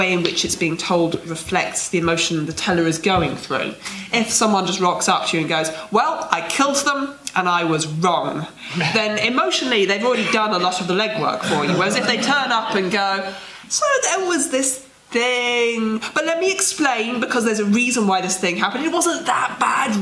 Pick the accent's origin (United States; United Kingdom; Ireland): United Kingdom; we're British